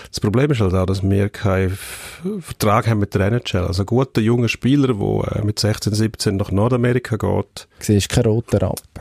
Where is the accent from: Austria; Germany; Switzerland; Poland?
Switzerland; Und also man ist sich das nicht gewöhnt als Schweizer Nazi.